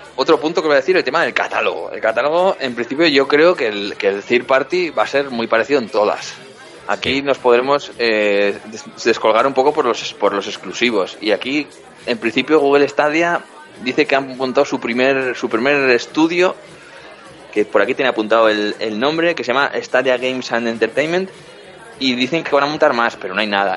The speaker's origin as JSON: {"language": "Spanish", "town": "Pamplona", "region": "Navarre", "country": "Spain", "tie": "born or raised there", "said": "mi tierra, en Pamplona"}